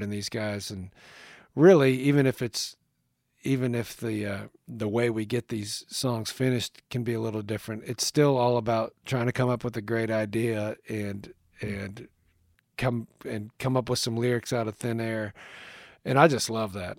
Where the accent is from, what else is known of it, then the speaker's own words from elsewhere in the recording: northwestern Pennsylvania, United States; moved away; I grew up in a small town in northwestern Pennsylvania